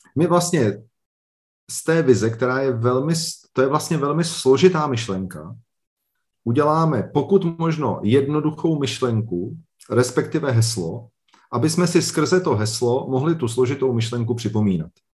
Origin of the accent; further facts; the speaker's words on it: Liberec, Liberec Region, Czechia; Já jsem z Liberce, tady, je, tady byl vždycky velmi silný textilní průmysl